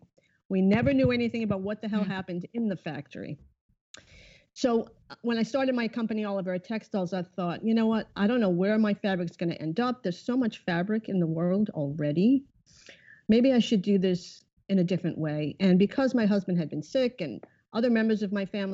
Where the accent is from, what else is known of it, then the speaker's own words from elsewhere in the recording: Rhode Island, United States; moved away as an adult; also born or lived in Massachusetts / New York; I am originally from Rhode Island